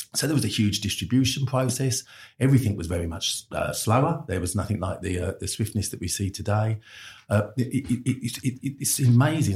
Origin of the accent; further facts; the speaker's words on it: London, United Kingdom; I'm a Londoner